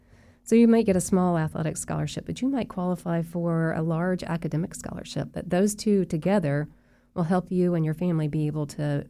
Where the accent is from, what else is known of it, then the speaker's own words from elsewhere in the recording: Winter Park, Florida, United States; when I was growing up in Winter Park, I went to these camps, and now my children are coming to these camps.